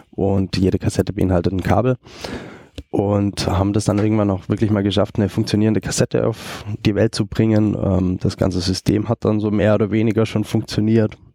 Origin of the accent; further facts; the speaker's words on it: Germany; moved away as an adult; now in Austria; ähm, komme eigentlich aus Deutschland, bin arbeitstechnisch äh, 2009 mal nach Österreich gekommen